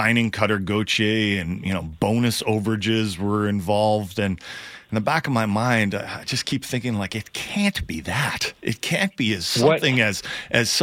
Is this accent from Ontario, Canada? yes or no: no; Vancouver, British Columbia, Canada; I'm from Vancouver